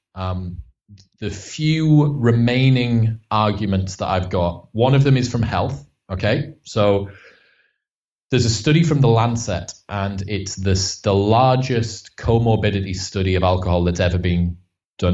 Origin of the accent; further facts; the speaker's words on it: Stockton-on-Tees, North East England, United Kingdom; I'm from Stockton on Tees, so it's like the the arse end of Middlesbrough